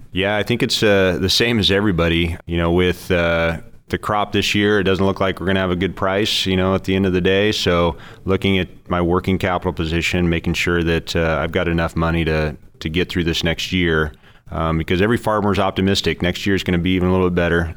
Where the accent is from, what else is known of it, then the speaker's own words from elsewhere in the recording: Orland, California, United States; also born or lived in Oregon / Patterson, California / Turlock, California; I grew up in Northern California, small town at Orland, West Chico